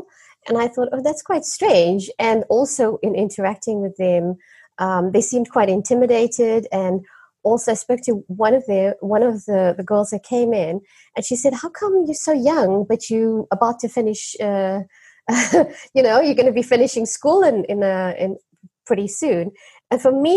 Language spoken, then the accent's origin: English; South Africa; growing up in South Africa was quite strange because it was still an apartheid